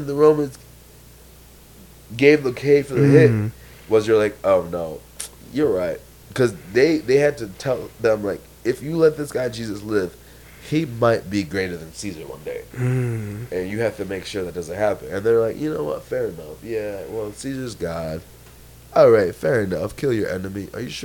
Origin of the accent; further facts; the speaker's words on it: Iowa City, Iowa, United States; moved away as an adult; also born or lived in Burkina Faso / Chicago / New York City; I grew up in Iowa City, Iowa.